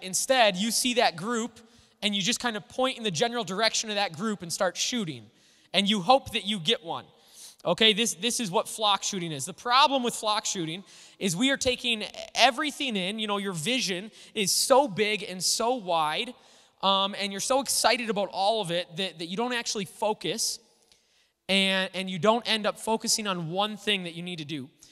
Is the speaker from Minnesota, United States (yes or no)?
yes; Little Falls, Minnesota, United States; I grew up in Little Falls